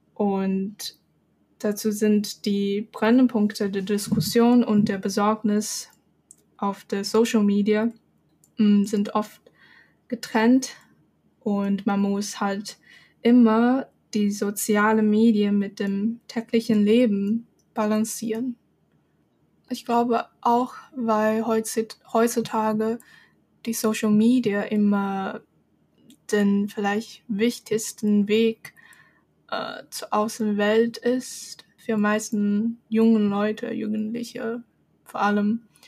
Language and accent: German; Shenzhen, Guangdong, China; German is a second language; moved away as an adult; now in Germany; Shenzhen, wo ich herkomme